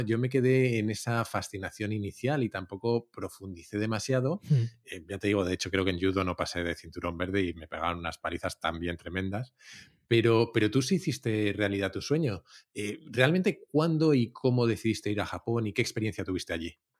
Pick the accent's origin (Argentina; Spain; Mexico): Spain; a la inmensa mayoría de los españoles